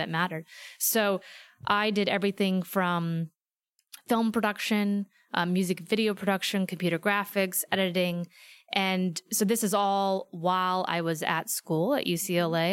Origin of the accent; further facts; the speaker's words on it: Fairfield, Iowa, United States; moved away as an adult; also born or lived in Philadelphia, Pennsylvania; now in Los Angeles, United States; small town called Fairfield, Iowa